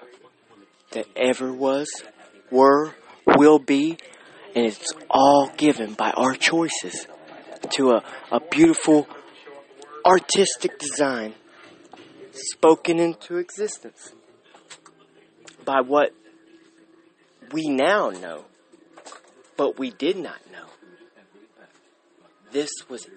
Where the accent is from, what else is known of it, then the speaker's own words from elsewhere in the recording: Russell Springs, Kentucky, United States; I was raised in Russell Springs, Kentucky